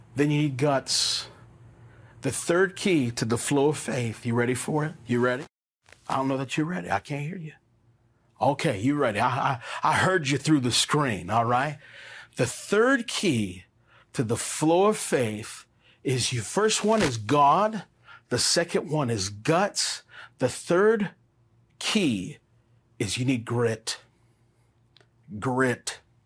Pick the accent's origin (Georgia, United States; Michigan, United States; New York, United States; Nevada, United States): Nevada, United States; Las Vegas; moved away as an adult; I grew up here in Las Vegas